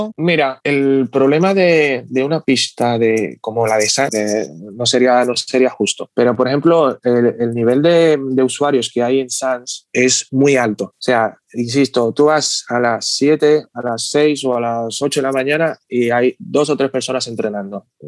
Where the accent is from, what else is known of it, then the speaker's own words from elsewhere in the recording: Dominican Republic; now in Barcelona, Spain; vengo de República Dominicana, bueno, nací allí y llevo aquí viviendo desde el 2000